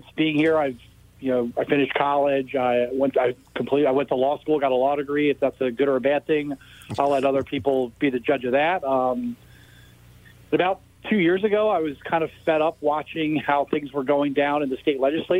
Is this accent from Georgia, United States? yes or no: no; Hudson Valley, upstate New York, United States; moved away as an adult; also born or lived in Germany; now in Maryland, United States; I was born in New York. I lived in the Hudson Valley, region, upstate.